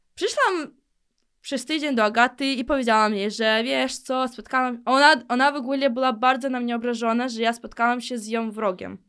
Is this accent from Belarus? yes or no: no; Ukraine; accent: Ukrainian; Polish is a second language; moved away as an adult; now in Poland; Ja urodziłam się w Ukrainie